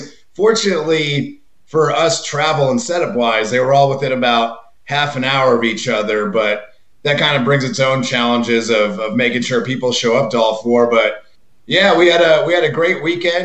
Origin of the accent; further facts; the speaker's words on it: Houston, Texas, United States; moved away as an adult; also born or lived in San Antonio, Texas; now in Denver, United States; I'm from Houston originally